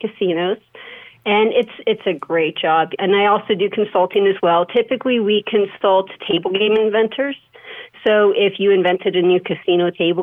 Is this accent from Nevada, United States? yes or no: yes; Las Vegas, Nevada, United States; I was born and raised in Las Vegas, been there for 40 years.